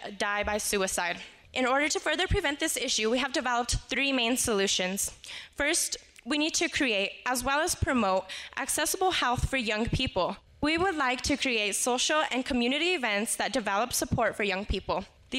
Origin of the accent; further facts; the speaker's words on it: Española Valley, New Mexico, United States; I'm from the Espanola Valley